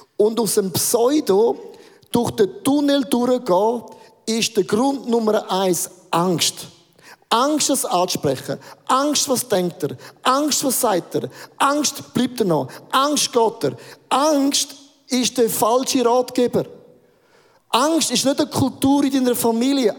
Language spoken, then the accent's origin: German; Werdenberg, St. Gallen, Switzerland; Werdenberger See, äh, einen romantischen Ort ausgesucht, den ich kenne von meiner Heimat